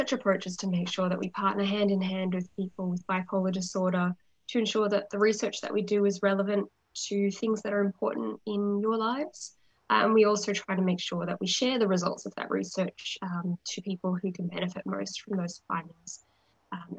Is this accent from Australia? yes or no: yes; Australia; accent: Australian; moved away as an adult; now in Vancouver, Canada; Despite my Australian accent, I'm in fact joining you from mainland Vancouver.